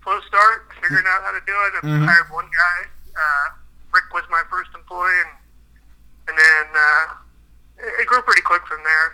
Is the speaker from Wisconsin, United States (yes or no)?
no; Carlisle, Pennsylvania, United States; also born or lived in Aspen, Colorado; I'm from Carlisle, and I grew up here, went to high school here